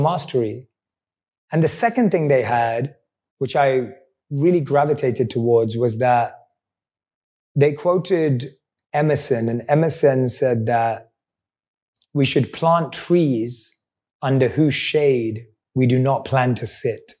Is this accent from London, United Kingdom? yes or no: yes; London, United Kingdom; I'm a boy from London